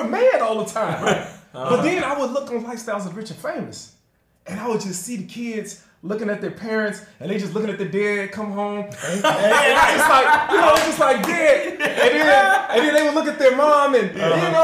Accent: Chicago, Illinois, United States; born and raised here in Chicago, man. South Side.

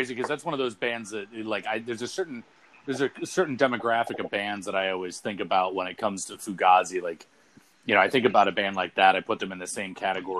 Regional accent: Brunswick, Maine, United States; They played at Bowdoin College, which is right here in my hometown in Brunswick.

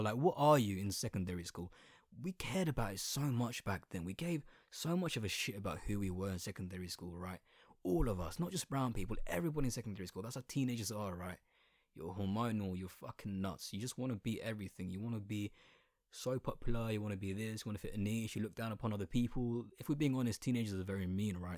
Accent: Colchester, East of England, United Kingdom; accent: Essex accent with a little bit of London twang; first language Bengali; English is a second language; I'm nineteen and I was born in Colchester

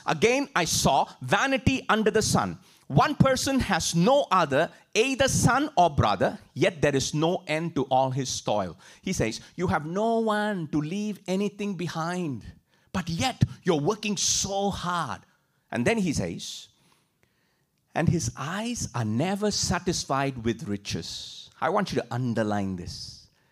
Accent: India; moved away as an adult; I grew up in India

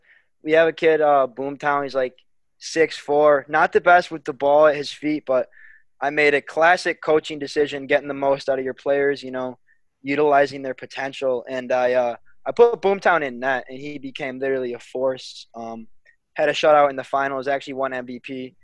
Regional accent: Fairport, New York, United States; my hometown of Fairport.

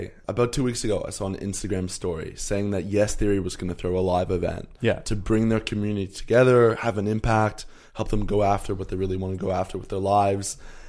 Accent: Canada; I'm 21. I grew up in Canada, and my mum is South African and my dad's Danish

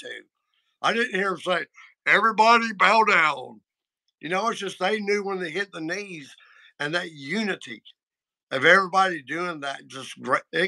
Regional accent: the South, United States; I grew up in the South

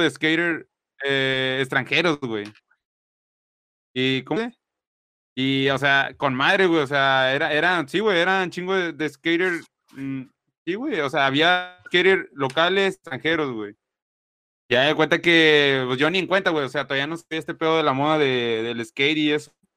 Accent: Mexico; now in Reynosa, Mexico; somos mexicanos

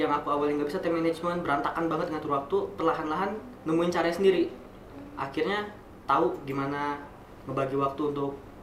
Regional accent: Kalianda, Lampung, Indonesia; moved away as an adult; now in Bandung, Indonesia; aku juga nggak dari Bandar Lampung karena aku dari Kalianda

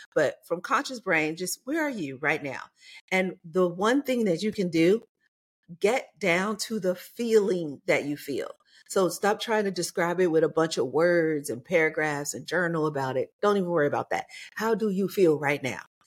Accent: Chicago, Illinois, United States; moved away as an adult; also born or lived in New York / Los Angeles / Atlanta / Mississippi; now in Las Vegas, United States; I grew up in Chicago

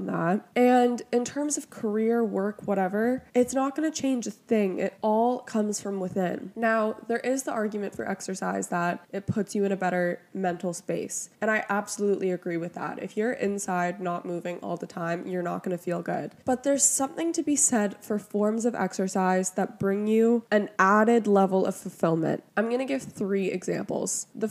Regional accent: Toronto, Ontario, Canada; I'm from Toronto

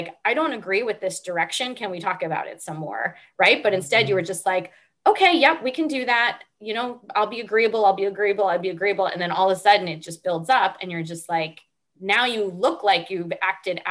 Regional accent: Northeast, United States; I grew up in the Northeast

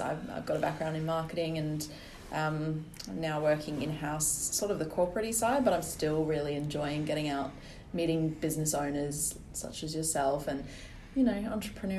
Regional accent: South Africa; now in Perth, Australia; I'm South African?

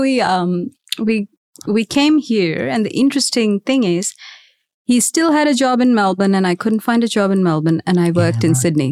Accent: Mumbai, Maharashtra, India; moved away as an adult; now in Australia; I was raised in India, in Mumbai to be specific

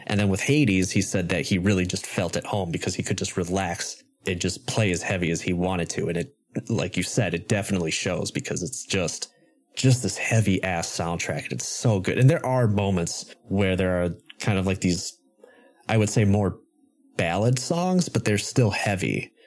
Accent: Wisconsin, United States; my home state

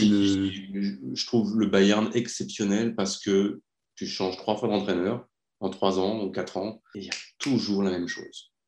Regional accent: France; Je suis français

